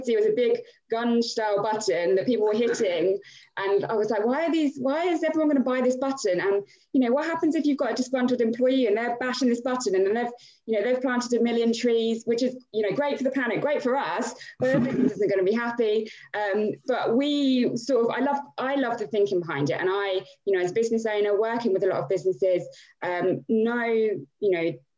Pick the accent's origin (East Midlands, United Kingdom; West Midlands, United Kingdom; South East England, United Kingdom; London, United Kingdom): South East England, United Kingdom; Milton Keynes; born and bred in Milton Keynes.